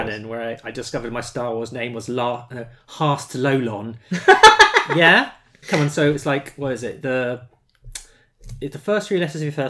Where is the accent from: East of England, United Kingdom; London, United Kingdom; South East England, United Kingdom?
London, United Kingdom; Hammersmith; born there; And I mean, I was born in Hammersmith, but I thought London sounded better.